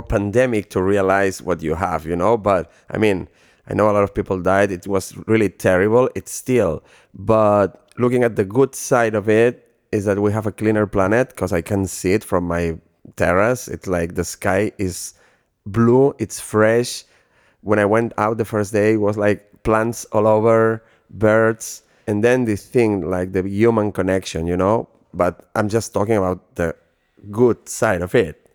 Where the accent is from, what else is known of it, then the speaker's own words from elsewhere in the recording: Barcelona, Catalonia, Spain; moved away as an adult; also born or lived in Ibiza / Los Angeles; Barcelona uh, is my hometown